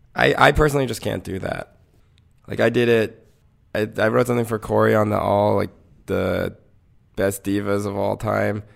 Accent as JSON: {"language": "English", "region": "North Carolina", "country": "United States", "tie": "born or raised there", "said": "I grew up in North Carolina"}